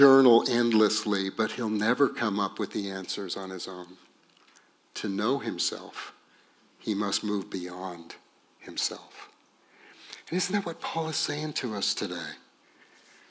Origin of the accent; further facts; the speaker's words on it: Texas, United States; And we're from Texas